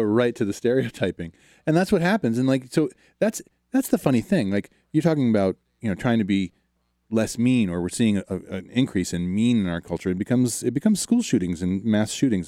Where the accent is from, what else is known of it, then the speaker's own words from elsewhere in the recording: outside of Baltimore, Maryland, United States; I grew up outside of Baltimore